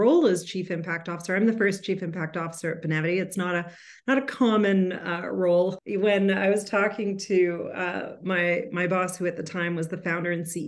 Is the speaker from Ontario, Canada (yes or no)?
no; Calgary, Alberta, Canada; I am born and raised in Calgary